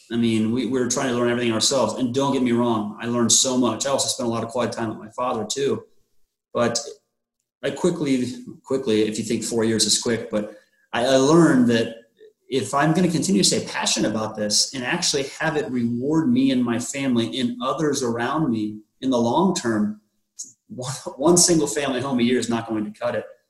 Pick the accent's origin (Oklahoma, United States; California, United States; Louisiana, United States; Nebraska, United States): Nebraska, United States; Omaha; born and raised in the Omaha area